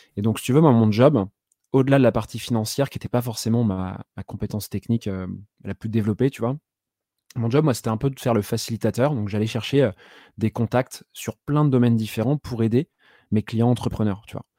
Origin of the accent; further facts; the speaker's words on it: Saint-Malo, Brittany, France; moved away as an adult; also born or lived in Rennes; je suis breton de base, je viens de Saint-Malo. Donc, j'ai fait jusqu'à mon bac mes études, si on peut appeler ça des études